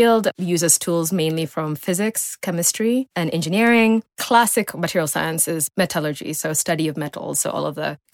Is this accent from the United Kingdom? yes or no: no; Nairobi, Kenya; also born or lived in United States; I was born in Nairobi. I don't want to date myself too much. And I grew up in Lenana Road, actually.